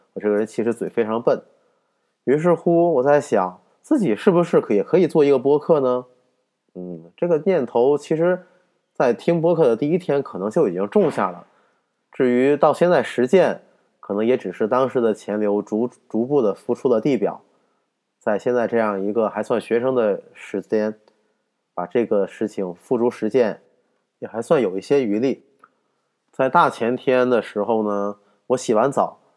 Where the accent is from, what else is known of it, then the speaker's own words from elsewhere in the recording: northern China, China; 我作为一个北方人，一个没有什么方言基础的人